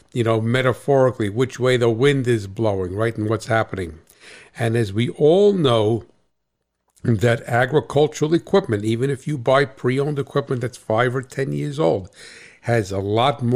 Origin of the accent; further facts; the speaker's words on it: New Jersey, United States; I'm from Jersey